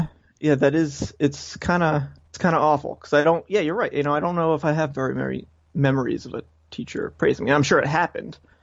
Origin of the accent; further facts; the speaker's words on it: Coventry, Rhode Island, United States; now in Warwick, United States; I'm from Rhode Island. From Coventry, Rhode Island is where I grew up, and I now live in Warwick